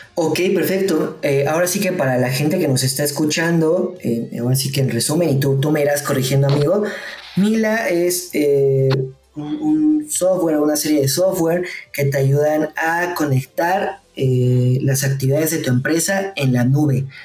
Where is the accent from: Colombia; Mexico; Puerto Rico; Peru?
Mexico